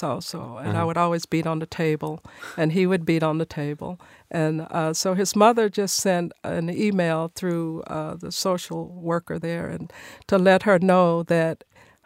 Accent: Nashville, Tennessee, United States; I was born and raised here in Nashville in a music family

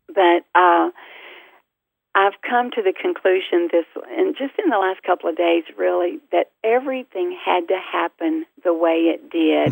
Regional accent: the South, United States; our family, we're from the South

